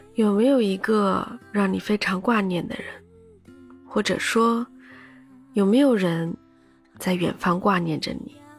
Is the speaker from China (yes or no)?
yes; Shanghai, China; 我从小就在上海，我没有去过别的城市待过很长时间，没有去别的城市工作过，没有背井离乡